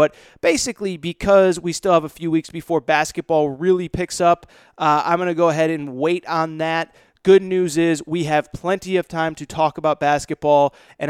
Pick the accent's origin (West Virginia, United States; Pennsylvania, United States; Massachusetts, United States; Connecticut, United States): Connecticut, United States; My home state's Connecticut, but the state I live in now, California